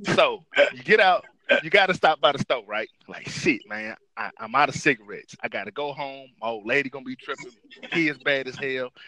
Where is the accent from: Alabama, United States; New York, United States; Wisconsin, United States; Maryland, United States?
Alabama, United States; Dothan; also born or lived in Detroit, Michigan; I was raised by my grandparents in Dothan, Alabama after my mom passed away